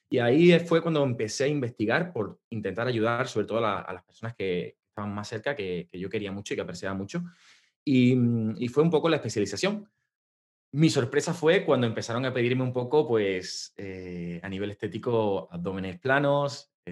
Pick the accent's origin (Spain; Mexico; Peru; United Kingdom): Spain; South; soy del sur de España, de, de un pueblecito.